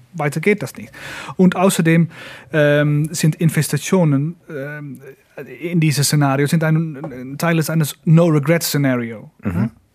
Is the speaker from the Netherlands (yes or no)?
yes; Netherlands; German is a second language